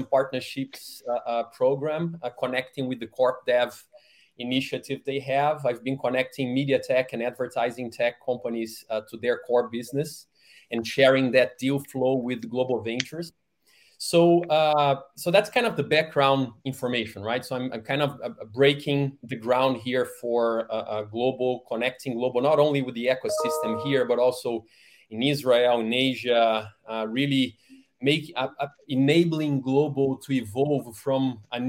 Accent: Rio de Janeiro, Brazil; moved away as an adult; now in Bay Area, United States; I was born and raised in Rio de Janeiro, Brazil

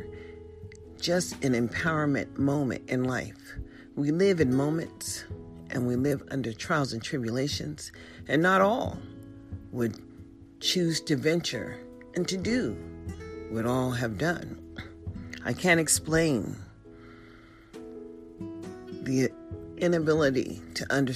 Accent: United States

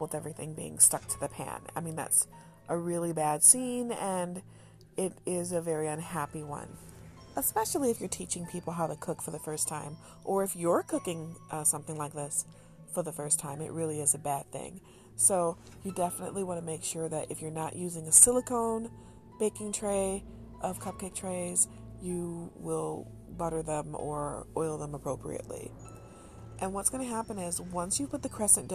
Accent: United States; I'm an American.

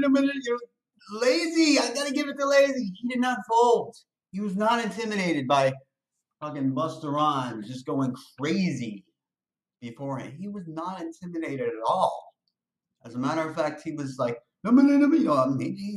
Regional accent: New York City, New York, United States; I'm from Brooklyn.

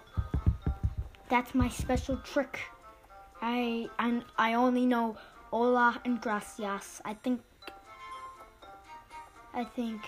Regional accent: United States; I'm actually American

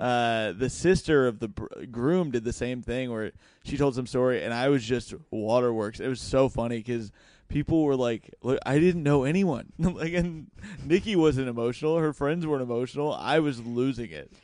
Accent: Indiana, United States; I'm from Indiana

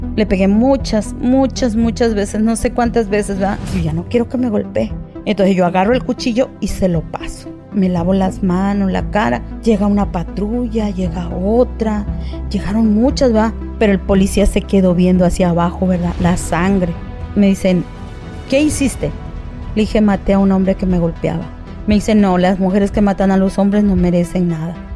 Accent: Coatzacoalcos, Veracruz, Mexico; Yo soy de Coaxacualcos, Veracruz

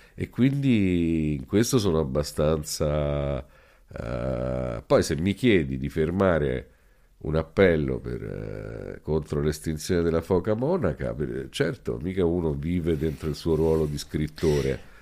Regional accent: Rome, Lazio, Italy; also born or lived in Calabria; Io sono cresciuto a Roma, adesso noi qua stiamo in una casa a tre secoli. Questa era una zona di Roma

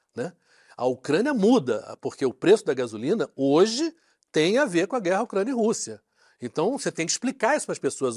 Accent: Rio de Janeiro, Brazil; also born or lived in London; como eu sou carioca

